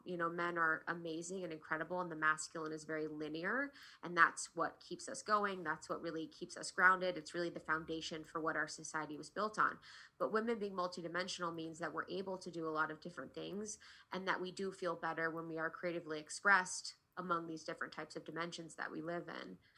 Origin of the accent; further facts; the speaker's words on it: Ohio, United States; also born or lived in New York; now in Los Angeles, United States; where I grew up in Ohio